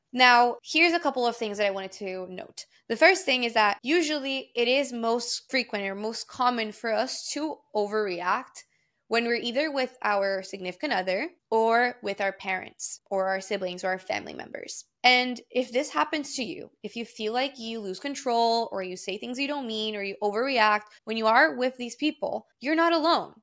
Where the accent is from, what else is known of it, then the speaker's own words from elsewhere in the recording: Brazil; moved away; Because I grew up in Brazil, I speak Portuguese fluently, and then I also am fluent in English and in Spanish